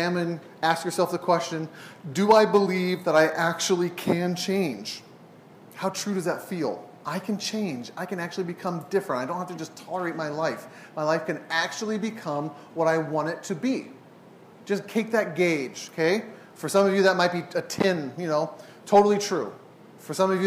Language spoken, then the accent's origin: English; San Diego, California, United States; now in Portland, United States; I grew up in San Diego